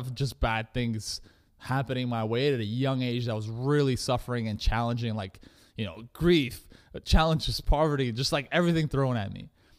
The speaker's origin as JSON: {"language": "English", "country": "Russia", "moved": "yes", "lives_now": "Canada", "said": "I come from, you know, I'm an immigrant from Russia. My parents immigrated to Canada."}